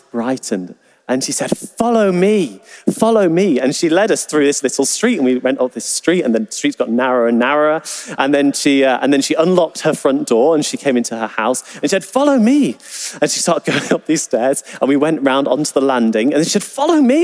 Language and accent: English; England, United Kingdom; we're from England